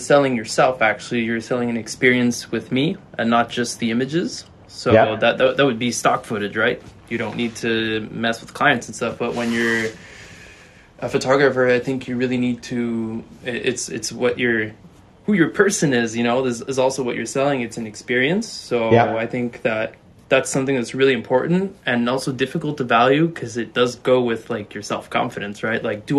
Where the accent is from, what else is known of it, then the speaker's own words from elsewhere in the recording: Chicoutimi, Quebec, Canada; also born or lived in Nova Scotia; I was born and raised in the Saguenay Fjord area in Chicoutimi, in Quebec. So it's like not northern Quebec, but mid Quebec, let's say.